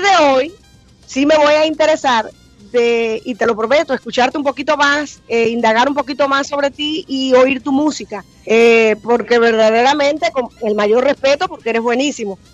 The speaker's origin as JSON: {"language": "Spanish", "country": "Cuba", "moved": "yes", "lives_now": "Miami, United States", "said": "Yo soy cubana, pero llevo muchos años acá"}